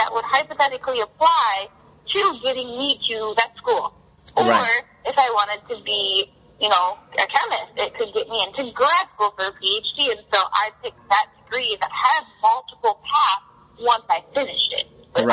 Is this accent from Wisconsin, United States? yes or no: no; Detroit, Michigan, United States; I wanted to stay in Michigan, because I'm from Detroit, Michigan